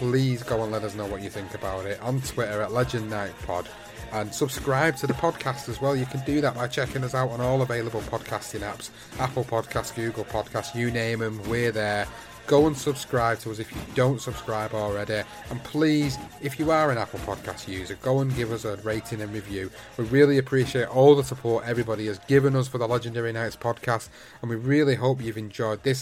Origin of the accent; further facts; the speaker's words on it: United Kingdom; British fight fans